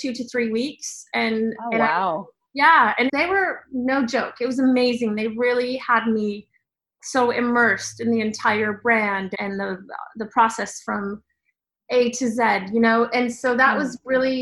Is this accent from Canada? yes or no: no; Sweden; moved away; I grew up in Sweden